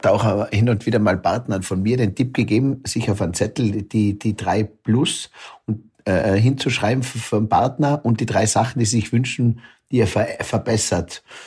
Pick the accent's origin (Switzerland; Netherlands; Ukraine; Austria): Austria; Zillertal, Tyrol; bei mir im Zillertal